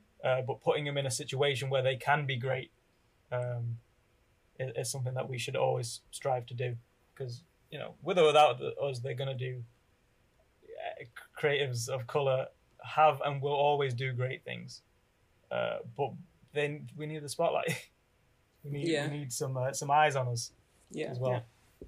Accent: Pakistan; Being you know, being Muslim and being Pakistani, you know, hopefully there are more people like me in the creative industry

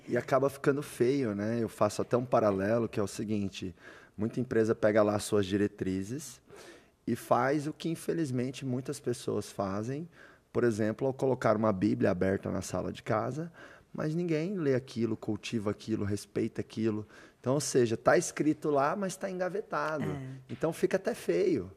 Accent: Doverlândia, Goiás, Brazil; eu sou chucro, nasci lá em Doverlândia, no interior de Goiás

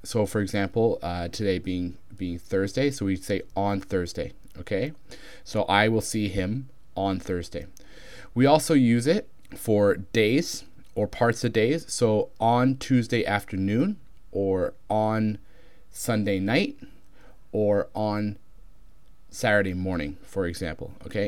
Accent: Canada; accent: Canadian; my accent is Canadian, which is similar enough to American

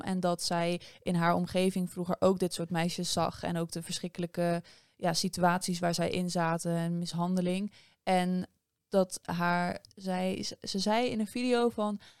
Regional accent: Netherlands

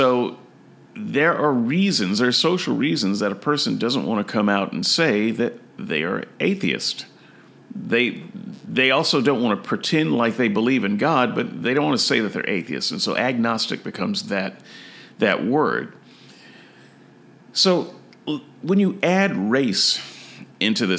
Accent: United States; I am an American

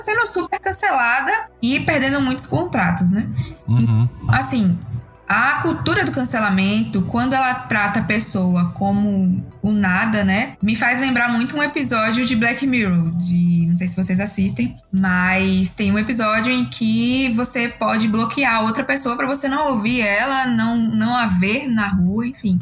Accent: Bahia, Brazil; sou aqui da Bahia

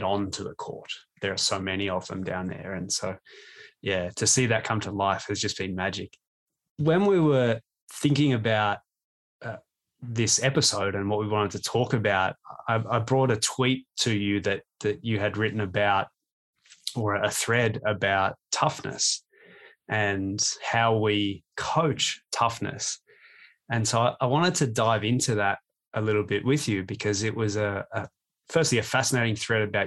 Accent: Australia; moved away as an adult; now in Toronto, Canada; as an Australian

